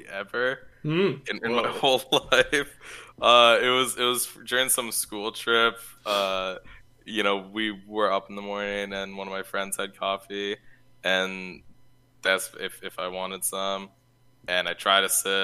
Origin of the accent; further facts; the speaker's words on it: Winnipeg, Manitoba, Canada; I'm from Winnipeg, which is where it is geographically. It's right above North Dakota.